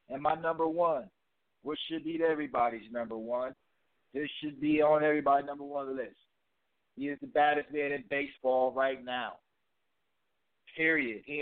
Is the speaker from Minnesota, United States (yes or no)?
no; Connecticut, United States; my hometown, Connecticut